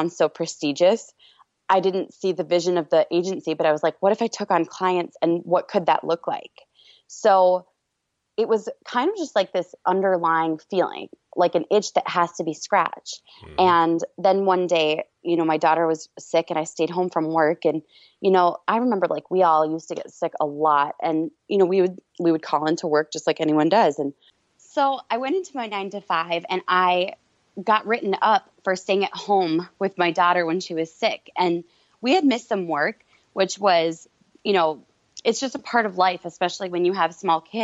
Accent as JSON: {"language": "English", "region": "Minnesota", "country": "United States", "said": "I'm from Minnesota, which is in the Midwest"}